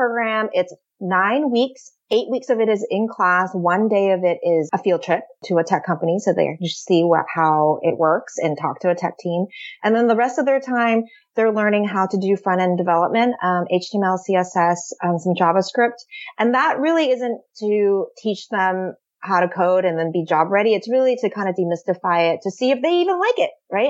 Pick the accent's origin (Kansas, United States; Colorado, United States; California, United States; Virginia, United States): California, United States; San Francisco; I am born and raised in San Francisco